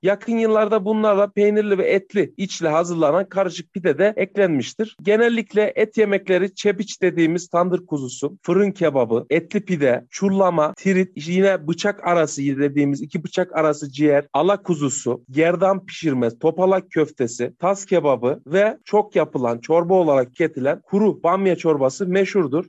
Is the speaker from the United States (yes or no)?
no; Niğde, Turkey; Nideliyim, Nide'de yaşıyorum.